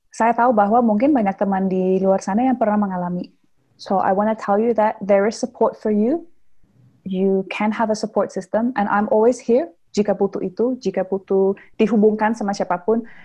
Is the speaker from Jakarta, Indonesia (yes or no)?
no; South Sulawesi, Indonesia; Oh, saya Bugis. In, in budaya Bugis aja kan ada lima gender gitu.